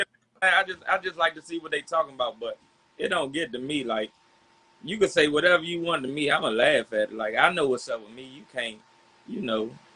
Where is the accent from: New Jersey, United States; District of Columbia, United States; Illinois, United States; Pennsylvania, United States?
District of Columbia, United States; Washington; from Southeast DC.